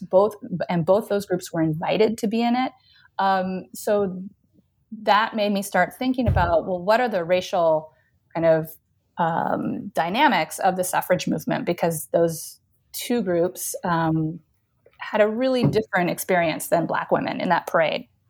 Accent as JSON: {"language": "English", "region": "Northern California", "country": "United States", "tie": "born or raised there", "also_born_or_lived": "Chicago / New Mexico", "moved": "as an adult", "lives_now": "Pennsylvania, United States", "said": "I'm originally from Northern California, really pretty far north. Um, and, um, grew up there"}